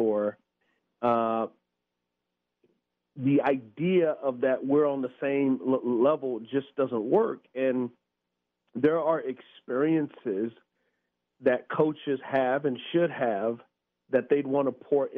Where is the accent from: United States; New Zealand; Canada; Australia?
United States; San Antonio, Texas; I grew up in San Antonio, Texas. It's an area called the West Side